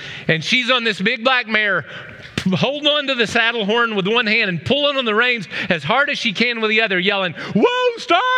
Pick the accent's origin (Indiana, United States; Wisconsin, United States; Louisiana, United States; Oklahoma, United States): Oklahoma, United States; I grew up in Oklahoma